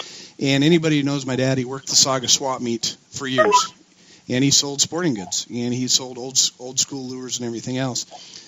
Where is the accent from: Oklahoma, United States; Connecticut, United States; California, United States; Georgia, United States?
California, United States; Los Angeles; growing up in San Fernando Valley